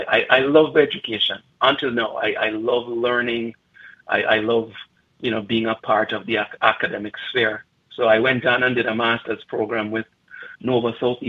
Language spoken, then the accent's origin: English; Bog Walk, Saint Catherine, Jamaica; moved away as an adult; now in Calgary, Canada; So I was born and I grew up just outside of the Bogwalk area. Went to school in Linstead, a little school called Rosemount, and then I went to a high school called Calabar.